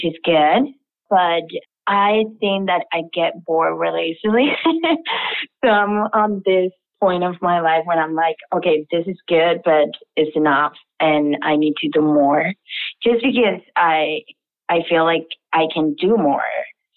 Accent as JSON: {"language": "English", "country": "Venezuela", "moved": "yes", "said": "I'm from Venezuela."}